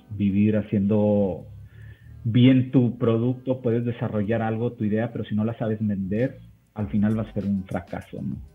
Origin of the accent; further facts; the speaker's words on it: Mexico; Sé que aquí yo soy mexicano, entonces aquí en México es difícil tratar de, de, cambiar esa perspectiva.